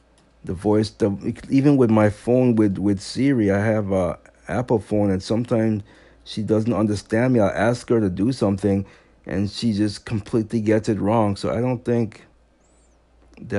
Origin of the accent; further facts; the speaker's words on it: U.S. Virgin Islands; moved away; I'm from St. Thomas. He keeps saying I'm from Haiti. I know I'm not from Haiti.